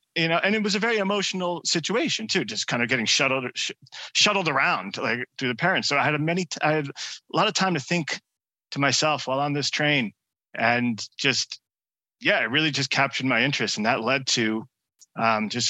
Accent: New York area, United States; growing up in the New York area

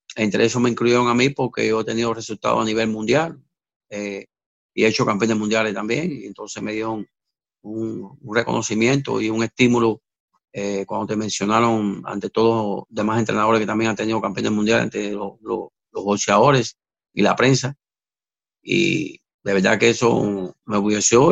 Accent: Havana, Cuba; also born or lived in Mexico; now in Miami, United States; Yo me fui de, mi isla de Cuba, en La Habana. Yo era de, San Miguel del Padrón

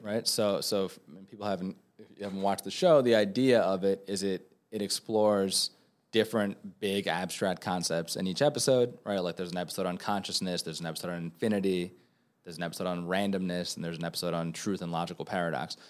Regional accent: New York, United States; also born or lived in Venezuela; now in Los Angeles, United States; as a New Yorker

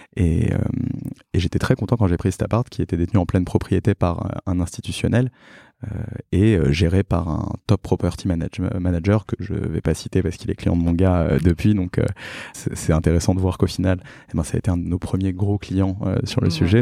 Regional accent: Paris, Île-de-France, France; also born or lived in Drancy / Montreal; j'ai grandi à Paris, je suis né à Drancy

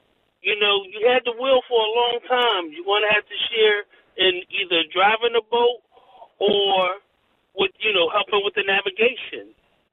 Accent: Philadelphia, Pennsylvania, United States; and I'm from Philly. I'm from North Philly

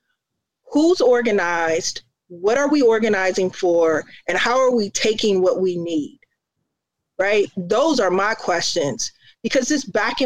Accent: Indiana, United States; now in Chicago, United States; I grew up in Indiana

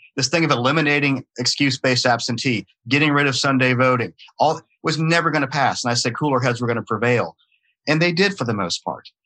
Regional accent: Atlanta, Georgia, United States; accent: not a heavy Southern accent; i'm born in georgia i was raised in georgia I don't have a really heavy Southern accent because I was raised in Atlanta

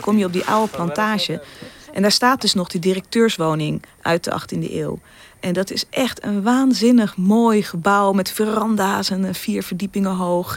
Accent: Netherlands; wij als Nederlanders

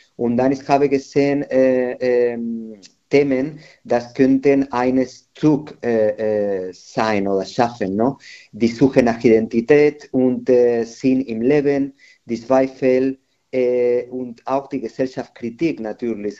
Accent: Madrid, Community of Madrid, Spain; German is a second language; moved away as an adult; now in Nuremberg, Germany; in meiner Heimat in Madrid

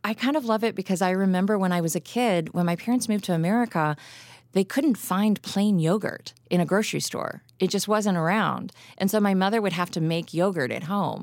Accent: Lexington, Kentucky, United States; now in Chicago, United States; I grew up in Kentucky.

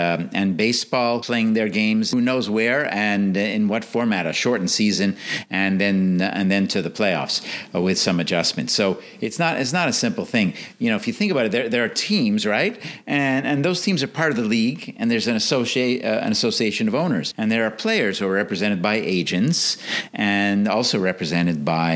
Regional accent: Montreal, Quebec, Canada; I grew up in Montreal in Canada.

